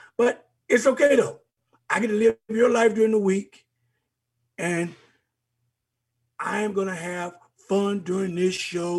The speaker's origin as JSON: {"language": "English", "town": "Miami", "region": "Florida", "country": "United States", "tie": "born or raised there", "said": "my hometown Dolphins"}